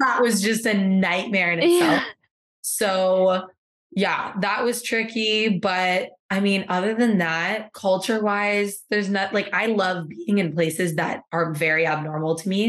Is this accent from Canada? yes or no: yes; Canada; moved away as an adult; now in Seville, Spain; I may be Canadian